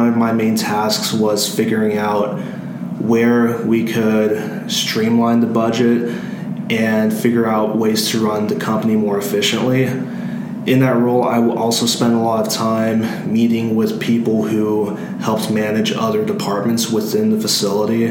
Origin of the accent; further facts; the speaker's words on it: Louisville, Kentucky, United States; I am a senior from Louisville, Kentucky